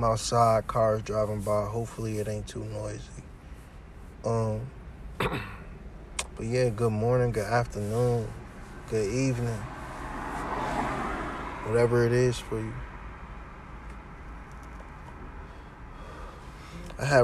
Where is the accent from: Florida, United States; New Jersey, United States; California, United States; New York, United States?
New Jersey, United States; Essex County; I'm from Jersey, Essex County.